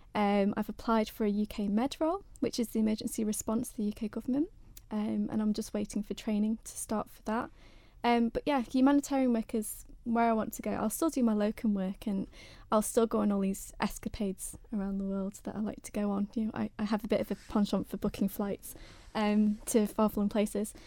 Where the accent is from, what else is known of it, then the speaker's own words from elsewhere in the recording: United Kingdom; I'm a British girl